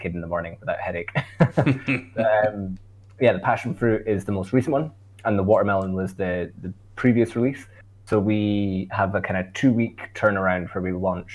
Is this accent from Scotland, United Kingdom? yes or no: yes; Scotland, United Kingdom; accent: Scottish; my Scottish accent